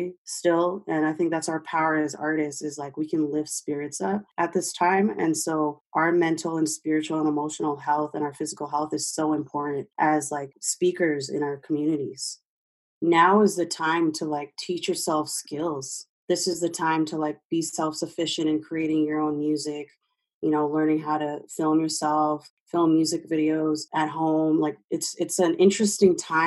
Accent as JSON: {"language": "English", "country": "Canada", "said": "as a Canadian"}